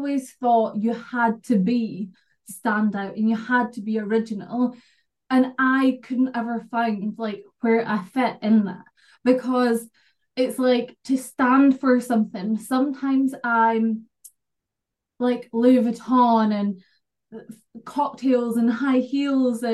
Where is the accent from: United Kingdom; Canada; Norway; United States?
United Kingdom; Scotland; I'm from Scotland